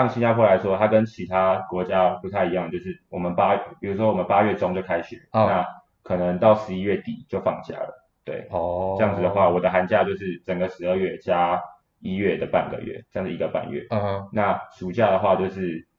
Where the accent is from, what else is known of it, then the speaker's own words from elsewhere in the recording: Taiwan; 去找中国人，但是我台湾人应该没有这种，